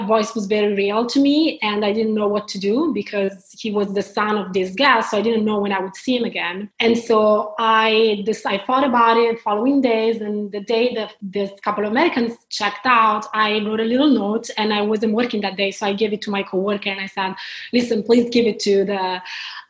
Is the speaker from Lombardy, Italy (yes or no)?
yes; Milan, Lombardy, Italy; accent: Italian; English is a second language; moved away as an adult; also born or lived in London; now in Portland, United States; I was born in Italy, in Milan, and then I stayed there until I accomplished like my university degree.